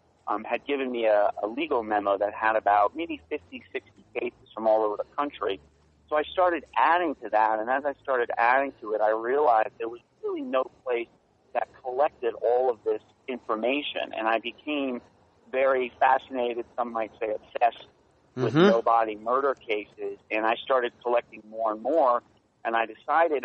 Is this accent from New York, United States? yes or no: yes; New York, United States; moved away as an adult; also born or lived in Washington, D.C.; I grew up in New York, right outside the city